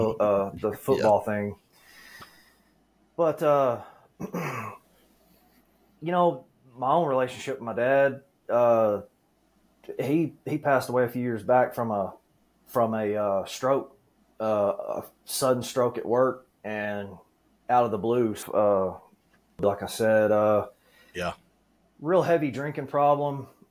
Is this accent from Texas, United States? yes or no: yes; Dallas, Texas, United States; I was born here in Texas, Dallas. I've been born and raised in the DFW Metroplex all of my life.